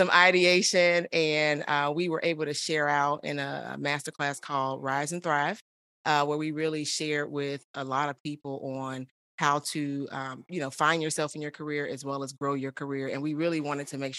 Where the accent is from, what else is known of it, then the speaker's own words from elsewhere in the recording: Chicago, Illinois, United States; moved away as an adult; also born or lived in Houston, Texas; now in Austin, United States; I was born and raised in Chicago. I am currently in Austin, Texas